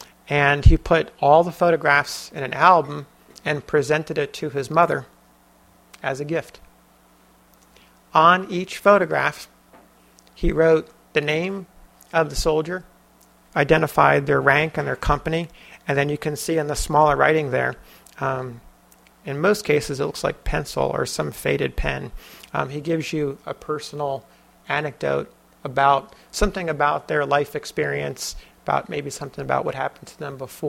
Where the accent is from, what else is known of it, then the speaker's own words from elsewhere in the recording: New Jersey, United States; my home state of New Jersey.